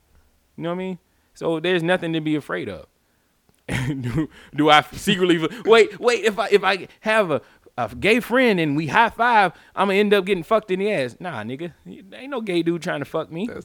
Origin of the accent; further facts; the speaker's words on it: the South, United States; I'm from the South